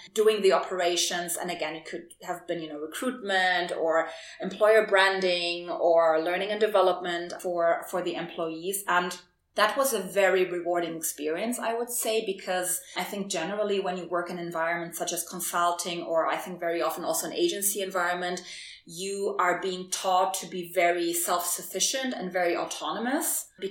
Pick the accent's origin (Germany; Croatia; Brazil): Germany; English is a second language; moved away as an adult; also born or lived in Berlin, Germany / Warsaw, Poland; I was born in Germany and she raised me in Germany and she wanted me to be very German.